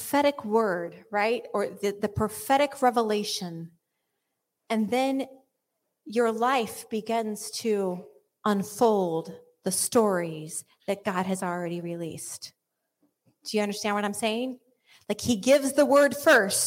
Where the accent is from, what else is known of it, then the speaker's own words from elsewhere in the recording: United States; I'm American